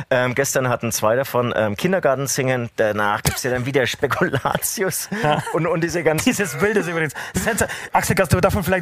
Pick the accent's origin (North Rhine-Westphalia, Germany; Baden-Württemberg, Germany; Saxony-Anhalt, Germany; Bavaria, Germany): Bavaria, Germany; accent: Franconian; Gibt es das auch irgendwie so hier in Franken? Ich spreche zwar Fränkisch.